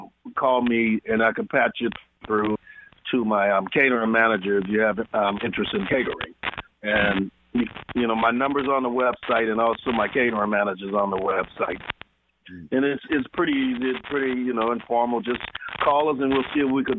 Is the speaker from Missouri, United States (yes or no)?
no; New Orleans, Louisiana, United States; moved away as an adult; now in Seattle, United States; I'm originally from New Orleans, and I've been here in Seattle for the last 27 years